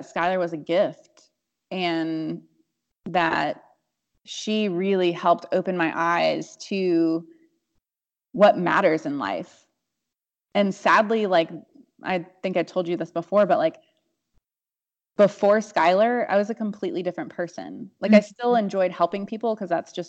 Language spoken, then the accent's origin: English; Atlanta, Georgia, United States; I grew up in Atlanta, Georgia, and it's like, you know, conservative Bible Belt South